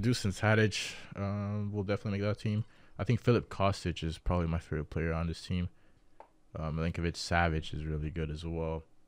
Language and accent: English; Dominican Republic; I'm from Dominican Republic